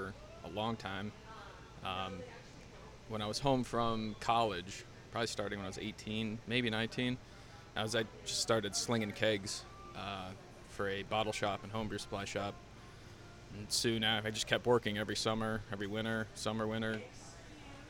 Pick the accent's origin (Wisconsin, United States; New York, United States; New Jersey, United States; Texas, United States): New York, United States; Western; moved away as an adult; also born or lived in Asheville, North Carolina; now in New Hampshire, United States; I'm originally from Western New York